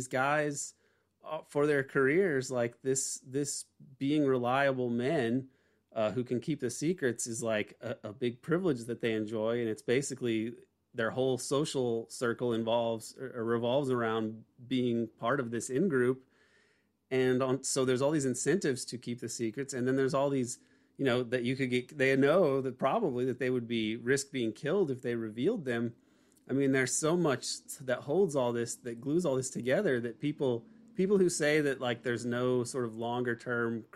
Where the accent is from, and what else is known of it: Indiana, United States; born or raised there